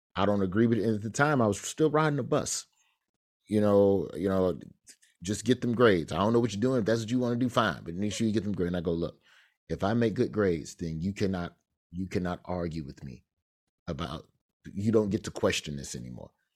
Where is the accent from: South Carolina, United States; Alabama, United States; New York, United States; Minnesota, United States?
Alabama, United States; Birmingham; growing up in Birmingham